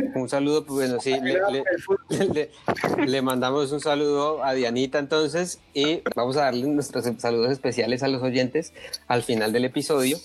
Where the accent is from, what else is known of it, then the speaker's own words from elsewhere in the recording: Colombia; como colombiano y aficionado al fútbol